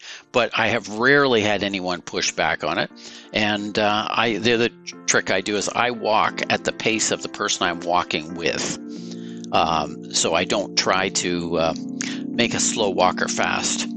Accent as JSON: {"language": "English", "town": "Woodstock", "region": "Ontario", "country": "Canada", "tie": "born or raised there", "also_born_or_lived": "New York", "moved": "yes", "lives_now": "Guelph, Canada", "said": "I grew up in Woodstock, Ontario"}